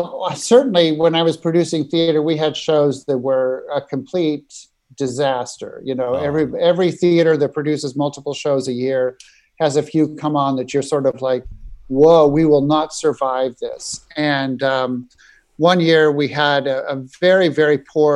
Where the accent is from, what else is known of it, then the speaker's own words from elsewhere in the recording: Nebraska, United States; moved away as an adult; now in New York, United States; I grew up in Nebraska and moved to New York after college.